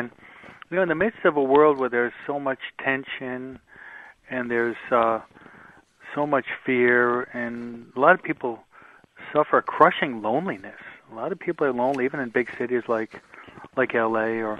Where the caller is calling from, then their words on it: Hawaiian Gardens, California, United States; And I'm not too far from you. I'm in Hawaiian Gardens, about 25 minutes south, and maybe we can become the apostles of Our Lady of Fatima in Los Angeles, no?